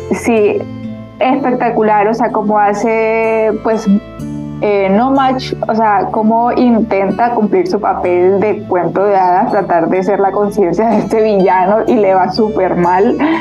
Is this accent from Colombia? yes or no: yes; Colombia; yo como pues colombiana